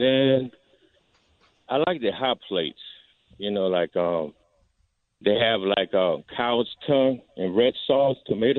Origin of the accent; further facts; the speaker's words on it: Honduras; now in New Orleans, United States; I'm originally from Honduras. Yeah, I'm from Honduras.